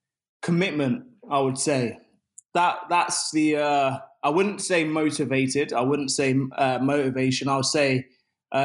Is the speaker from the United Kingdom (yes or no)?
yes; Luton, East of England, United Kingdom; I'm from Luton Town